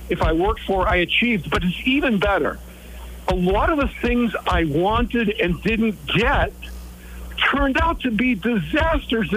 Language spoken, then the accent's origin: English; United States; I was born in the United States, in the richest country in the world